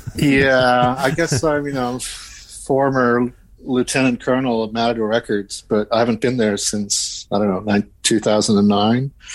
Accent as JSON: {"language": "English", "country": "Sweden", "moved": "yes", "said": "I'm Swedish"}